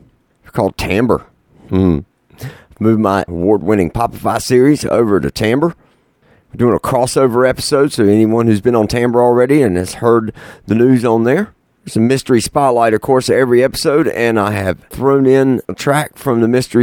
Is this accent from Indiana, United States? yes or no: no; North Carolina, United States; the home state of North Carolina